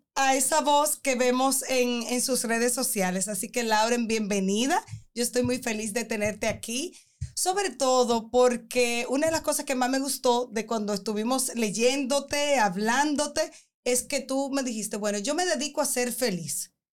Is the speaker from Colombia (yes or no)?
no; Dominican Republic; nosotras como mujeres y más como dominicanas